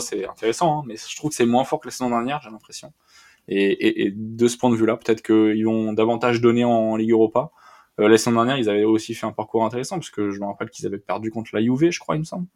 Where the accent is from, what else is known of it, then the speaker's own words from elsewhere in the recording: France; en tant que Français